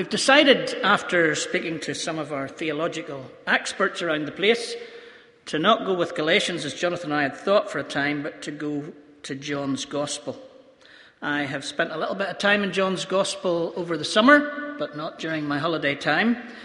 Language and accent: English; Ballymena, Northern Ireland, United Kingdom; I'm from Ballymena